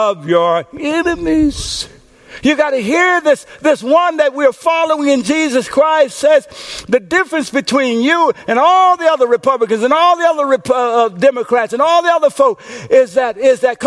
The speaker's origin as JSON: {"language": "English", "region": "Louisiana", "country": "United States", "tie": "born or raised there", "said": "When I was a little boy growing up in Coachella, Louisiana, we lived in a house"}